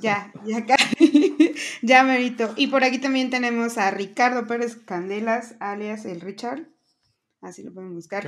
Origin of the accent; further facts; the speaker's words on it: Veracruz, Mexico; yo también soy de Veracruz